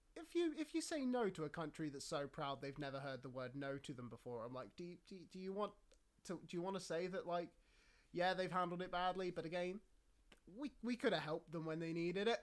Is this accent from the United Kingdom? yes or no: yes; United Kingdom; I was talking to a fellow British person